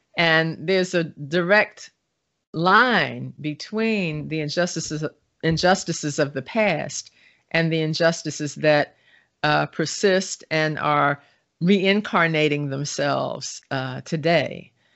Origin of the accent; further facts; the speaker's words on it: Baltimore, Maryland, United States; growing up in Baltimore in the nineteen sixties and nineteen seventies